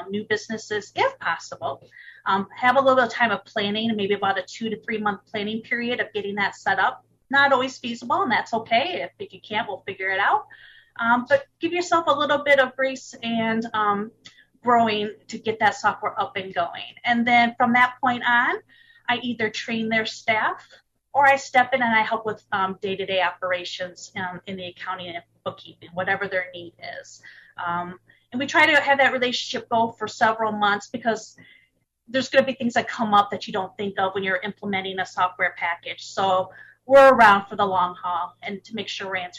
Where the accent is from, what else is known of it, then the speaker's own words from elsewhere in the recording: Michigan, United States; I'm originally from Michigan, and I'm still in Michigan. Been a Michigander all my life